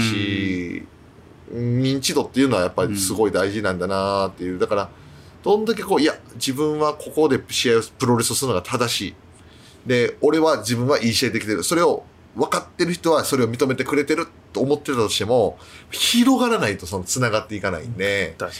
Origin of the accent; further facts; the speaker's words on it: Japan; moved away as an adult; now in United States; 日本からアメリカで今働いてる